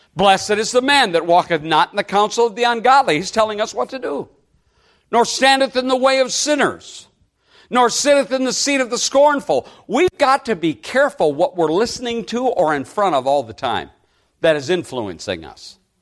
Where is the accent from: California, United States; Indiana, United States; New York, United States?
Indiana, United States; We're from Indiana. I'm in Michigan.